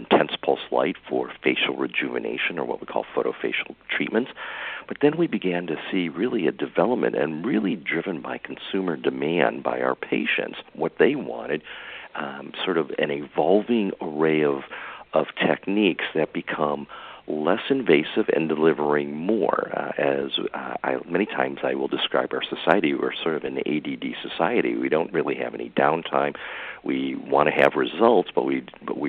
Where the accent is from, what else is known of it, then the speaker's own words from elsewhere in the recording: Michigan, United States; moved away as an adult; also born or lived in California; now in Santa Rosa, United States; I'm from Michigan originally, and I moved out to California